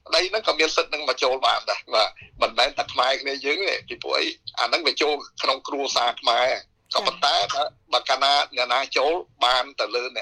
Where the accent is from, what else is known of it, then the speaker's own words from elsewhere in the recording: Cambodia; now in Australia; យើងជា ខ្មែរដូចគ្នា